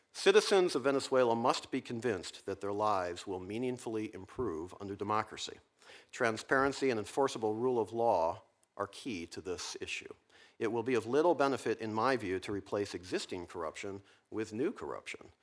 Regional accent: Virginia, United States; my home state of Virginia

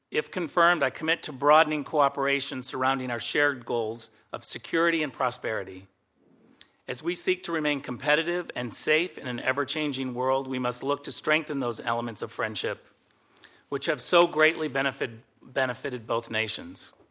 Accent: Western Michigan, United States; now in California, United States; my days growing up in Western Michigan to the life I've built with my partner in California

